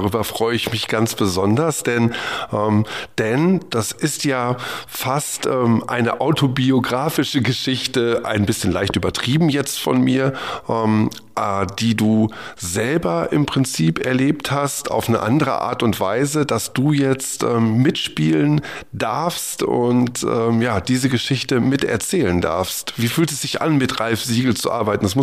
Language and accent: German; Duisburg, North Rhine-Westphalia, Germany; Duisburg. Ähm, ist ja meine Heimat. Ich komme ja aus dem Ruhrgebiet